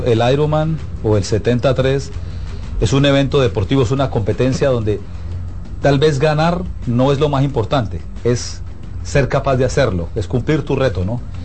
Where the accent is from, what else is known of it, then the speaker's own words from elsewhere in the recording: Colombia; yo soy colombiano